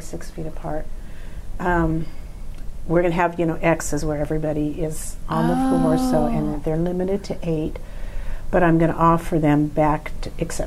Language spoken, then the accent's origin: English; Alliance, Nebraska, United States; I was born and raised here in Alliance